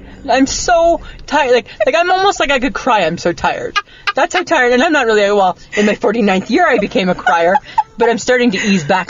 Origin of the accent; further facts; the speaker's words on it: Canada; I'm not from America. We don't have that in Canada.